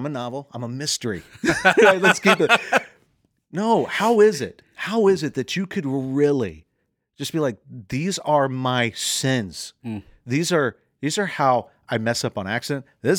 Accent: Southern United States, United States; accent: Southern; I'm from the fried chicken south. {S2} Mercy. Bless {S1} you. I am from the deep south. If you ever listened to my mom talk, my brother talk, you'd be like, yes.

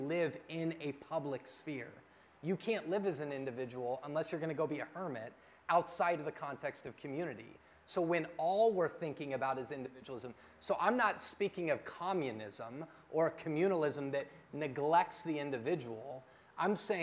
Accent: Denver, Colorado, United States; moved away; I'm originally from Denver, and I was at home with family this weekend, and all my family's there

